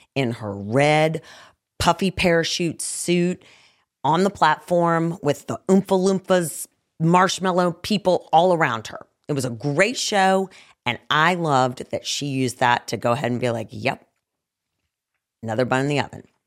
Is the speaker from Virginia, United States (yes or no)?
yes; Roanoke, Virginia, United States; I was born in the Star City